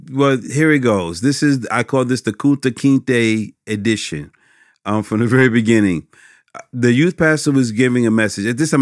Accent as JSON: {"language": "English", "town": "Westbury", "region": "New York", "country": "United States", "lives_now": "Westbury, United States", "said": "I'm from Westbury, Long Island. And I told you, y'all would notice the accent."}